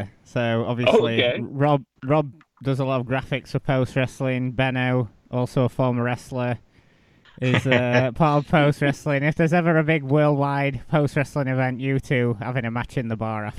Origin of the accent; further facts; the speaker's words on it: Sheffield, Yorkshire and the Humber, United Kingdom; I'm from Sheffield in England.